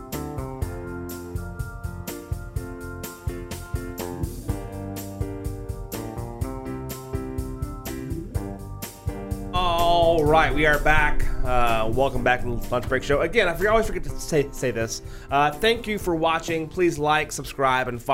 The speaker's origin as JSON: {"language": "English", "town": "Carthage", "region": "Texas", "country": "United States", "tie": "born or raised there", "moved": "yes", "lives_now": "Dallas, United States", "said": "I grew up in East Texas, in a small town of Carthage, Texas."}